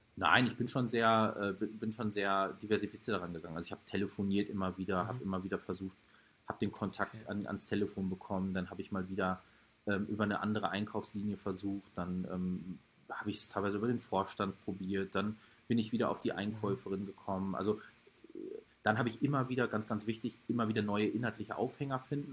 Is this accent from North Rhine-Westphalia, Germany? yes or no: yes; Hagen, North Rhine-Westphalia, Germany; Der wohnt in Hagen, also äh, der wohnt in meiner Heimatstadt